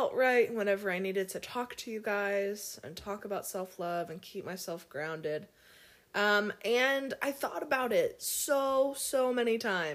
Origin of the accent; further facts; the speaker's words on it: Cincinnati, Ohio, United States; I grew up in Cincinnati, Ohio